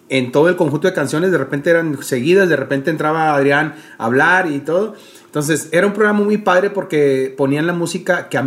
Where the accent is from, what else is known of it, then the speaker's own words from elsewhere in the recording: Monterrey, Nuevo León, Mexico; De aquí de Monterrey.